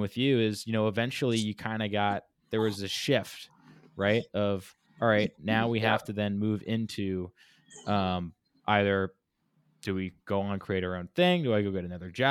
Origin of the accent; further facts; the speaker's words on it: Laguna Beach, California, United States; I was born in Laguna Beach, California, which is a big art town.